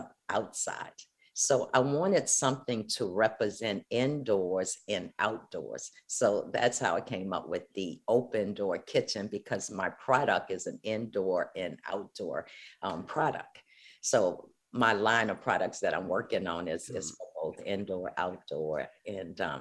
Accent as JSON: {"language": "English", "town": "New Orleans", "region": "Louisiana", "country": "United States", "said": "I am from New Orleans"}